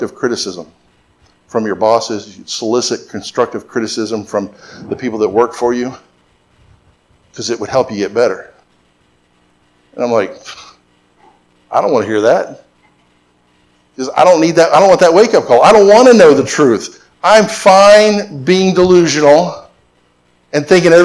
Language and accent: English; Florida, United States; I grew up in Florida